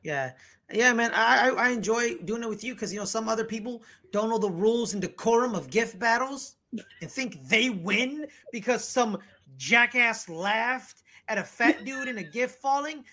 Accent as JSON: {"language": "English", "country": "United States", "said": "I'm an American. Uh, you know, I love being an American"}